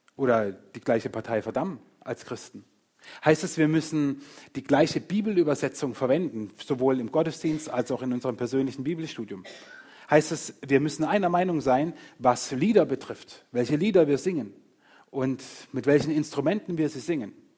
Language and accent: German; Murg, Baden-Württemberg, Germany; also born or lived in Engen; Ich bin nicht weit von hier aufgewachsen. Meine ersten eineinhalb Jahre Lebens, Lebensjahre habe ich in, in, in, Engen verbracht und bis ich knapp neun war, war ich in Murg